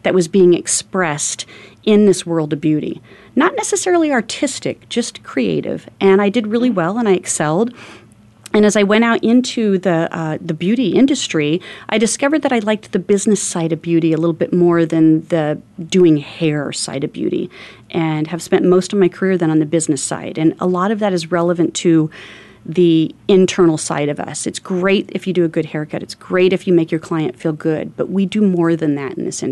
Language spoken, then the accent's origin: English; Phoenix, Arizona, United States; I grew up in North Phoenix, very north end of town before Phoenix was grown as much as it is.